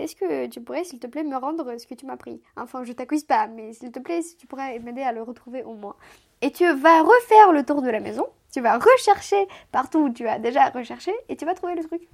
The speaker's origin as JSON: {"language": "French", "town": "Chisinau", "country": "Moldova", "tie": "born or raised there", "first_language": "Romanian", "second_language": "French", "moved": "yes", "lives_now": "France", "said": "ma langue maternelle c'est le roumain, d'où vient tout de Moldavie"}